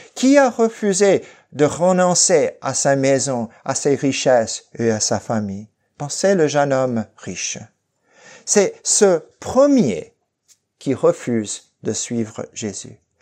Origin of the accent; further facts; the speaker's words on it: Fresno, California, United States; now in Lausanne, Switzerland; dans ma ville natale de Fresno